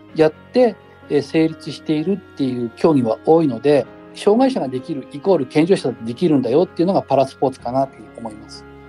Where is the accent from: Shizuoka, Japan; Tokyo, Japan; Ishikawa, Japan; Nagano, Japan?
Nagano, Japan; moved away as an adult; also born or lived in Miyakojima, Okinawa; now in Ina, Japan; 地元長野